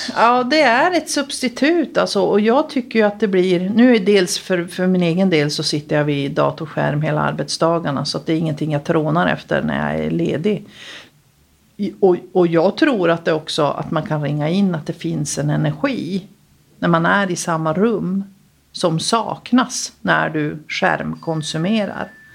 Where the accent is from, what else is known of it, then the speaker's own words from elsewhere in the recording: Luleå, Norrbotten County, Sweden; moved away as an adult; also born or lived in Stockholm; jag är född eh, i Vitodalen, högst upp i Vitodalen. Fågelvägen närmare till Överkalix, men det är Luleå